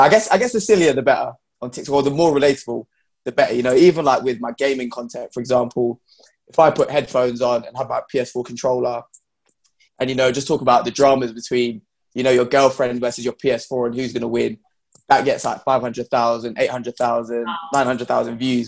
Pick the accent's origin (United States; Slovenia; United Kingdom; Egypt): United Kingdom; London; I'm from London. It's very diverse here